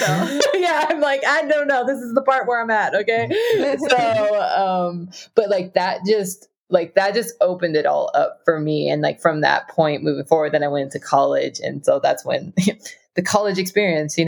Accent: Southern California, United States; I grew up in Southern California

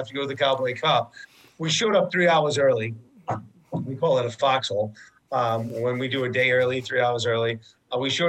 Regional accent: Rhode Island, United States; I'm from Rhode Island

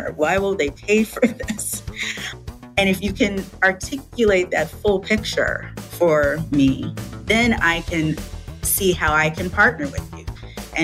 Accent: Chicago, Illinois, United States; moved away as an adult; also born or lived in Hong Kong / California; I was born and raised in the Chicagoland area

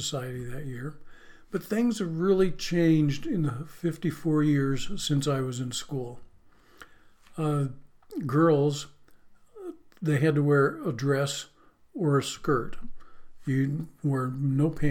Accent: Western New York, United States; moved away; growing up in Western New York, we were right on the borderline of Pennsylvania

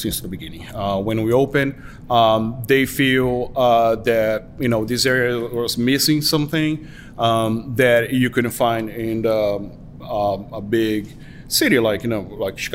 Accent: Brazil; moved away as an adult; I was born and raised in Brazil

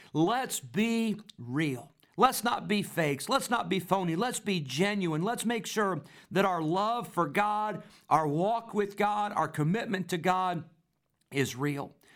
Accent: Rockford, Illinois, United States; I grew up in Rockford, Illinois

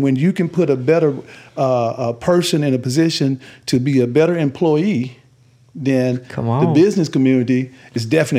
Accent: Warren, Arkansas, United States; born or raised there

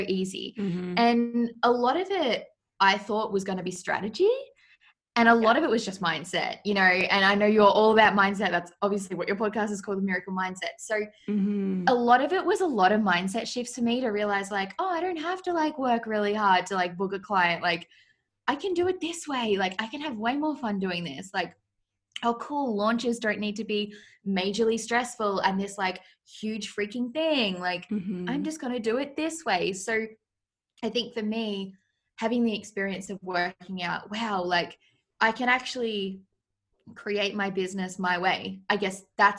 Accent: Australia; I live in Australia, if you can't tell by my accent. People always get my accent mixed up and think like I'm from England or something. I'm like, nope, I'm from Australia

